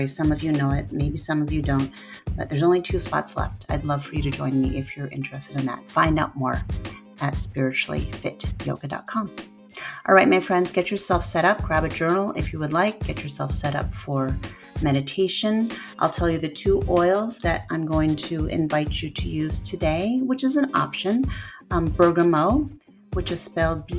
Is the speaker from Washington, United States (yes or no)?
yes; Port Angeles, Washington, United States; moved away; I've been back home in my hometown of Port Angeles, Washington